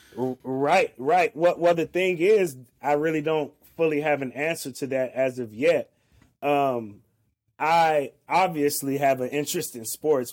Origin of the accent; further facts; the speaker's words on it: the Bay Area, California, United States; now in Portland, United States; I'm from the Bay Area